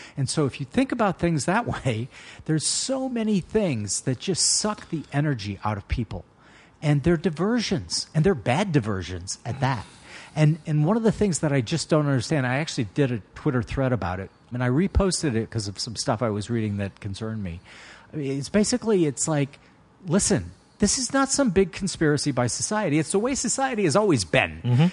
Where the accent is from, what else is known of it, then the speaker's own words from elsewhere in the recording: United States; When I was born in the United States in 1960